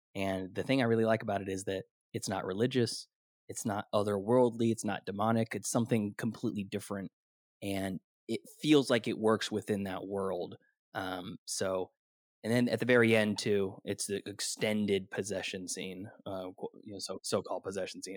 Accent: Sacramento, California, United States; I'm from the Sacramento area

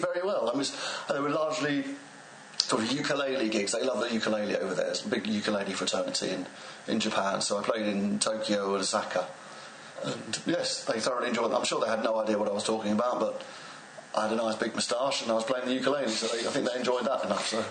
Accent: England, United Kingdom; accent: received pronunciation; I rap in uh, received pronunciation English

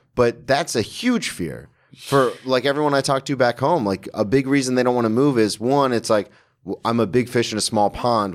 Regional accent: the South, United States; accent: twang; I'm from the South

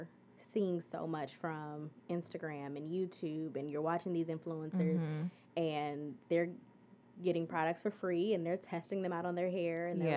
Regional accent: St. Louis, Missouri, United States; now in Detroit, United States; growing up in St. Louis, I'd come to Detroit as a kid

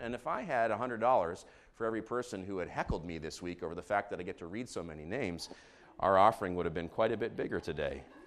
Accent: Israel; moved away; I grew up in Israel, so I'm gonna read these names in Hebrew

